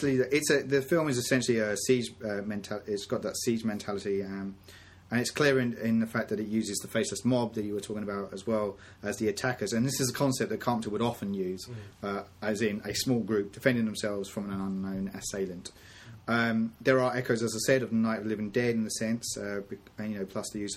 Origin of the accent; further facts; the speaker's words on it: United Kingdom; We're both from Britain